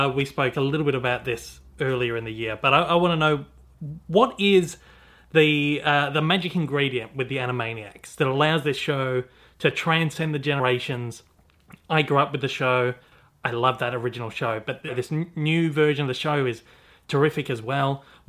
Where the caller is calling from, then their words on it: Melbourne, Victoria, Australia; Hi, guys. I'm calling in from Melbourne, Australia this morning.